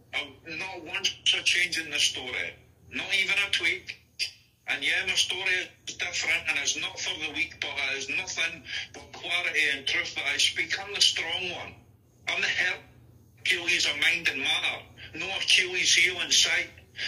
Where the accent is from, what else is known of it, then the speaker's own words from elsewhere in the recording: Scotland, United Kingdom; accent: mixed Scottish; I've lived in like 4 different areas in Scotland as well. That's why, like, my accent's just a mixture of loads of different areas, loads of different accents.